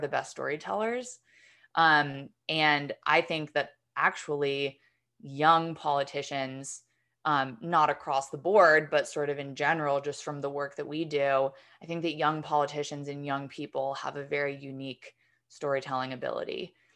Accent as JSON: {"language": "English", "region": "New York", "country": "United States", "said": "I'm from New York"}